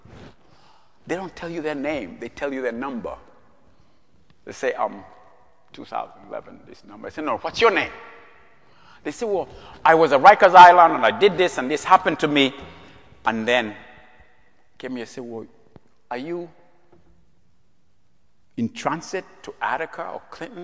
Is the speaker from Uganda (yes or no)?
yes; Uganda; moved away as an adult; now in United States; I'm from Uganda, as Jack told you, I was born in Uganda